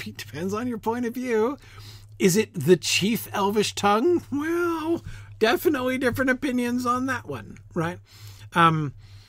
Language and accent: English; United States; as an American